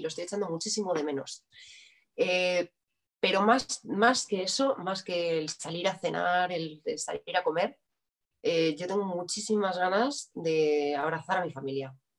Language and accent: Spanish; Madrid, Community of Madrid, Spain; Yo soy de Madrid.